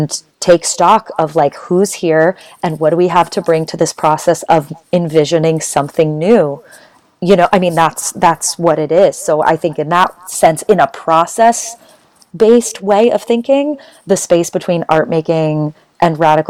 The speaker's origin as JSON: {"language": "English", "town": "Boulder", "region": "Colorado", "country": "United States", "tie": "born or raised there", "said": "I grew up in Boulder, Colorado, which is a super white and problematic town"}